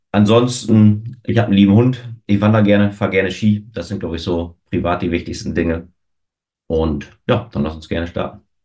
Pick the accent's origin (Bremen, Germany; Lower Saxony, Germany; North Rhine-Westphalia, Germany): Lower Saxony, Germany; Osnabrück; moved away as an adult; now in Hamburg, Germany; in Osnabrück geboren, lebe mittlerweile seit fünfeinhalb Jahren in Hamburg